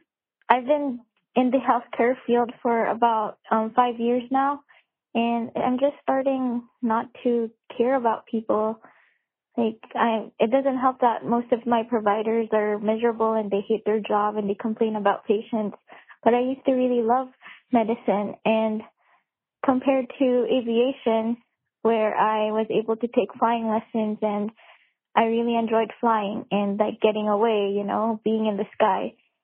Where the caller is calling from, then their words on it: Alaska, United States; I'm listening from Alaska.